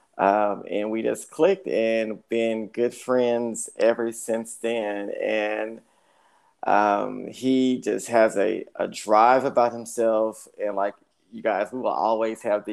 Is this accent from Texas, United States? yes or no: yes; Dallas, Texas, United States; I'm born and raised here in Dallas